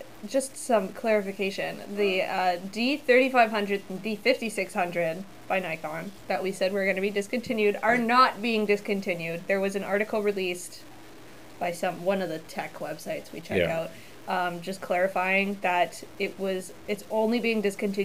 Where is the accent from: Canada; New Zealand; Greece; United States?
Canada; Niagara Falls, Ontario; moved away as an adult; also born or lived in Hamilton / St. Catharines; now in Ottawa, Canada; grew up in Niagara Falls, was born in Niagara Falls. Technically, I was born in Hamilton, but... Born in Niagara Falls, moved to St. Catharines when I was 14